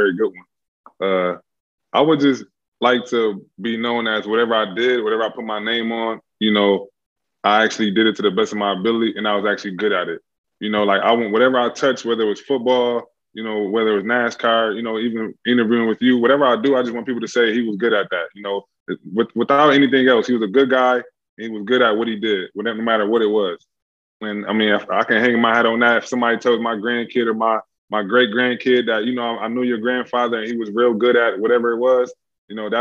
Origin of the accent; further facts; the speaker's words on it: Buffalo, New York, United States; I come from Buffalo, New York